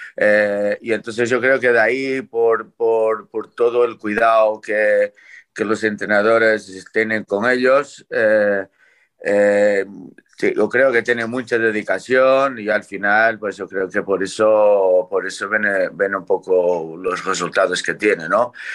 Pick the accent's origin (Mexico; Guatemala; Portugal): Portugal; now in Spain; soy el, primero portugués con licencia española